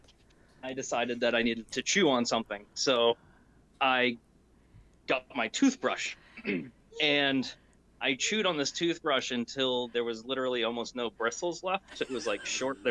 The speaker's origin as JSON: {"language": "English", "country": "United States", "said": "being American and, you know, we're used to cheeseburgers and pizza"}